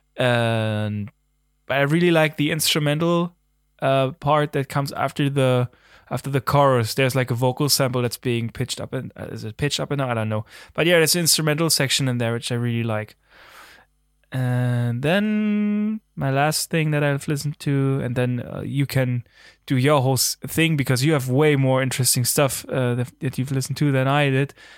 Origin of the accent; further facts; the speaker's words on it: Germany; accent: German; English is a second language; there's my German again